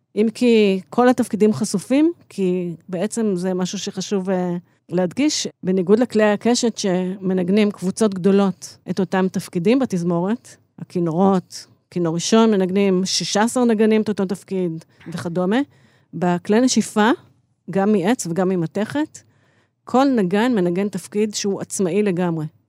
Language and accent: Hebrew; Israel; also born or lived in Chicago; אני באתי מהארץ